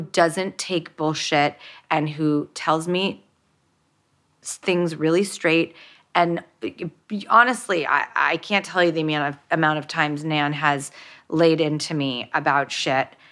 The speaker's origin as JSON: {"language": "English", "town": "Los Angeles", "region": "California", "country": "United States", "tie": "born or raised there", "said": "when I grew up in Hollywood and an industry"}